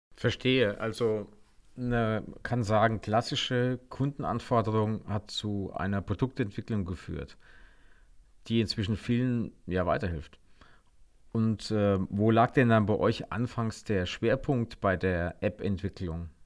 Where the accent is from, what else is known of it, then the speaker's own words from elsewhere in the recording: Germany; wir in Deutschland